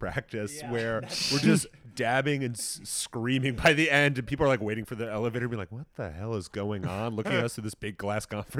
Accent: Long Island, New York, United States; I'm from Long Island

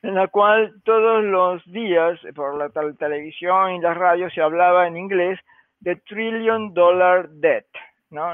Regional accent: Argentina; now in United States; yo soy argentina

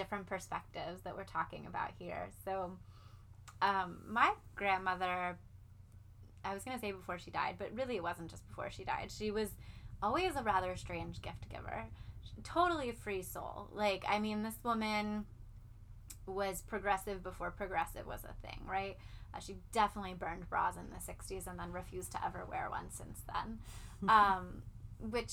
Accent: the South, United States; we're from the South.

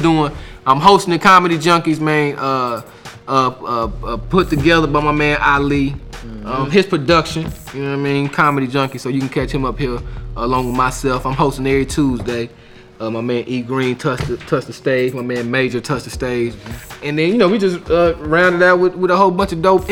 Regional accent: Austin, Texas, United States; now in Houston, United States; I'm from Austin, but I moved to Houston

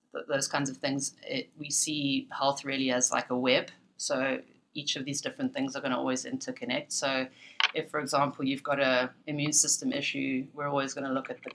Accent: Cape Town, Western Cape, South Africa; moved away as an adult; now in Canada; growing up in Cape Town and studying in Cape Town, South Africa

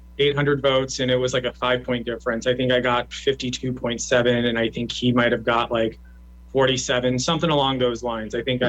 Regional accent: Lincoln, Nebraska, United States; I was born and raised in Northeast Lincoln. I went to our public schools, served on multiple nonprofit boards, and opened a business in Havelock, and I've made my life in Northeast Lincoln.

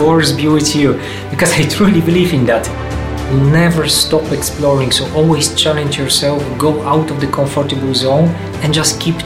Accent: Poland; moved away as an adult; now in Belgium; I'm coming indeed from Poland

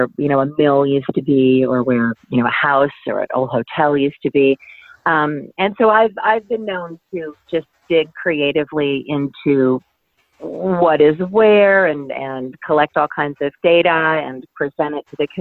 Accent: Troy, Michigan, United States; now in Ohio, United States; a school system when I was growing up in Troy, Michigan

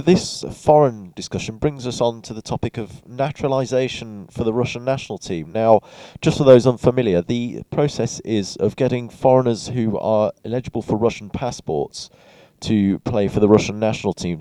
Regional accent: England, United Kingdom

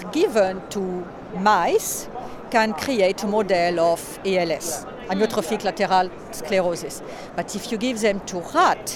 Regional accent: Bordeaux, Nouvelle-Aquitaine, France; moved away as an adult; also born or lived in United States; now in Vancouver, Canada; I was born and raised in France, actually in Bordeaux

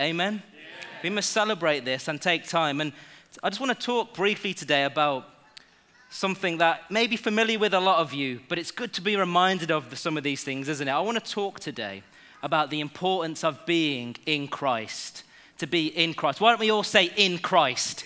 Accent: England, United Kingdom; I was born in England. Yes, so I am homegrown

